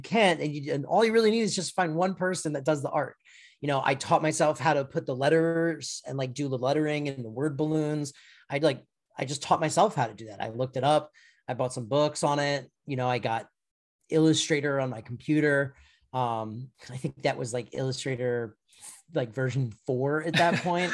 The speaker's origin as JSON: {"language": "English", "region": "Florida", "country": "United States", "moved": "yes", "said": "I'm from Florida originally"}